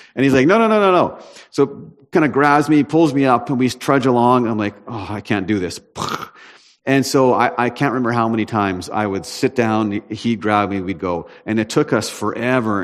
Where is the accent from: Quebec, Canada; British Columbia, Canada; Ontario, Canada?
British Columbia, Canada; Prince George; I'm from Prince George